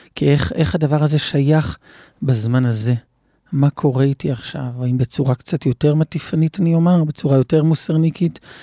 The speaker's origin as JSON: {"language": "Hebrew", "country": "Israel", "tie": "born or raised there", "said": "במושב שבו גדלתי"}